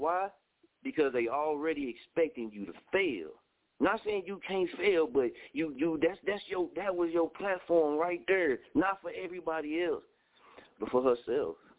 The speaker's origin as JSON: {"language": "English", "region": "Oklahoma", "country": "United States", "tie": "born or raised there", "said": "I was raised in Scoville, Oklahoma"}